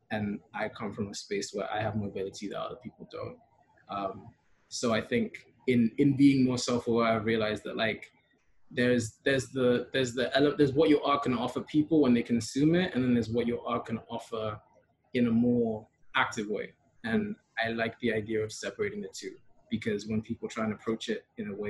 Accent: Kenya; also born or lived in Europe; I'd always like kind of been aware of like my being third culture and being Kenyan, but then like my growing up in majority, like a white, also European spaces.

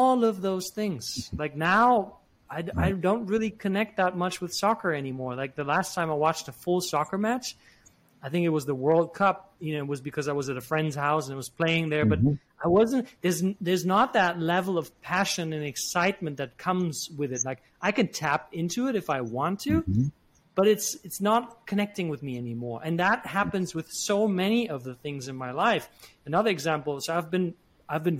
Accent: Germany; I grew up in Germany, half Italian, half German

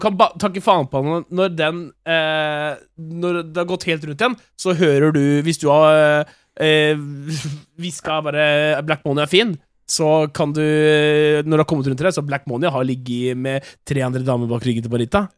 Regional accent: Norway; jeg er jo norsk

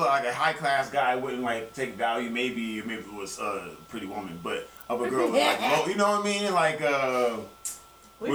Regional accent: the South, United States; We're from the South, too, so I definitely get that part.

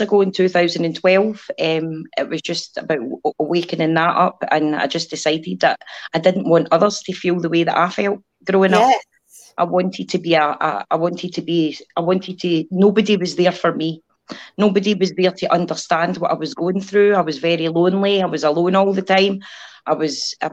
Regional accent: Scotland, United Kingdom; I'm from Scotland.

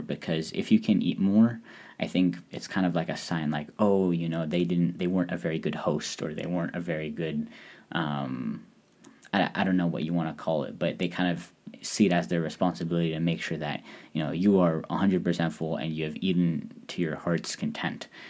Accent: Hungary; as someone who is from Eastern Europe, I'm from Hungary

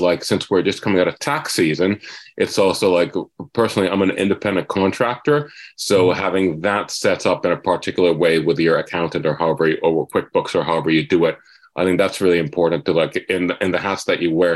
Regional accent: Finland; moved away as an adult; now in Los Angeles, United States; I'm originally from Finland

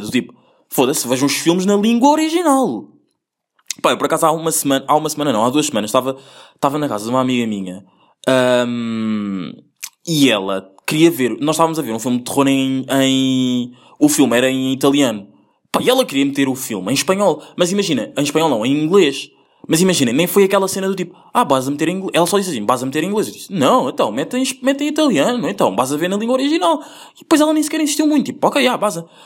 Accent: Angola; eu nasci em Angola

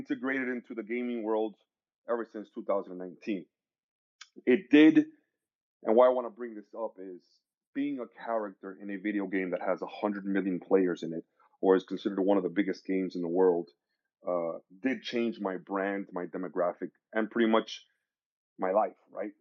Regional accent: Miami, Florida, United States; I was born and raised in Miami, Florida, sunny Florida.

